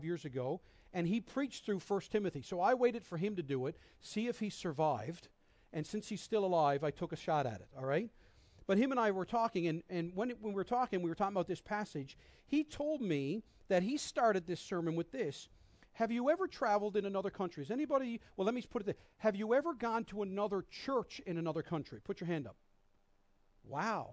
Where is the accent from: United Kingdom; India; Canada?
Canada; Newfoundland and Labrador; also born or lived in Minneapolis; I grew up here in Newfoundland, had never been outside much of this city. And at 17, moved to Minneapolis